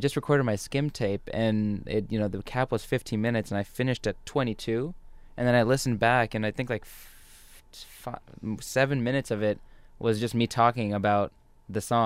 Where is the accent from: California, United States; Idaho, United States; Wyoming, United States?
California, United States; I was born and raised in California, but my dad's straight from Pakistan, and my mom's parents are from Pakistan